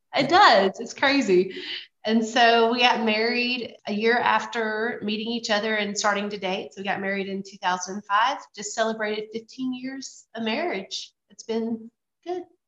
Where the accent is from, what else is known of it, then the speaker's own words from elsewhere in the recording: Louisiana, United States; moved away; I grew up in Louisiana. I'm a Louisiana girl through and through